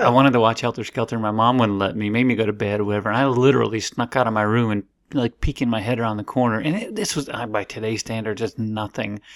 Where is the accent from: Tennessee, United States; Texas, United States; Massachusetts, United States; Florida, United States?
Florida, United States; I grew up in Florida